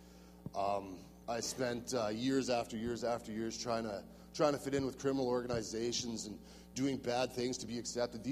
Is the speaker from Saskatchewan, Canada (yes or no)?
yes; Saskatchewan, Canada; I'm from Saskatchewan, southwest corner.